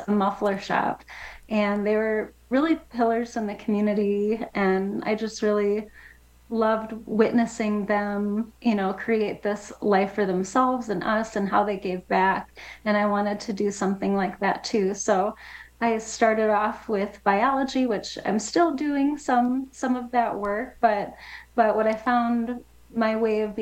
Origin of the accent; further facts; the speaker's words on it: Wisconsin, United States; moved away as an adult; also born or lived in New Mexico; now in Las Cruces, United States; I'm from Wisconsin originally